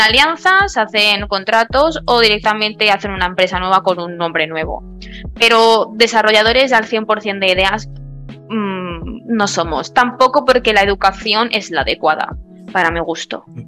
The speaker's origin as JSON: {"language": "Spanish", "country": "Spain", "said": "yo soy española, yo vivo en España"}